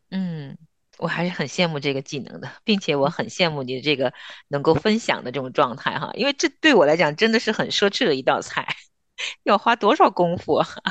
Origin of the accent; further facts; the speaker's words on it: northern China, China; 我们也是北方人嘛，我其实在我家乡包饺子也会放虾皮儿的